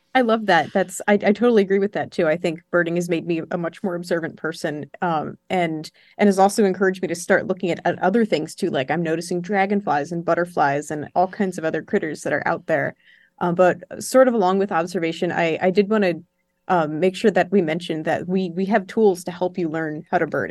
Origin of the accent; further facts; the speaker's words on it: New Jersey, United States; moved away as an adult; also born or lived in Florida / Georgia; now in New York, United States; I'm from New Jersey, but I've spent the last six years in Florida and in Georgia